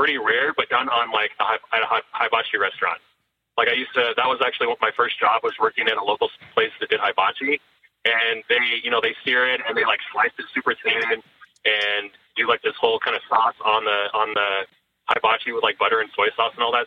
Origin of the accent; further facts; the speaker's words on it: Des Moines, Iowa, United States; I'm from Des Moines